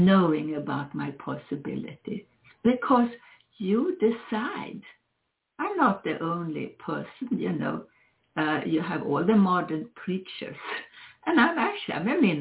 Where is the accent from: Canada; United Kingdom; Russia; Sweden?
Sweden; now in United States; I come from Sweden